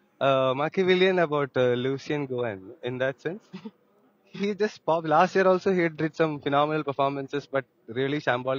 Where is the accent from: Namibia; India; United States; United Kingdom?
India; as an Indian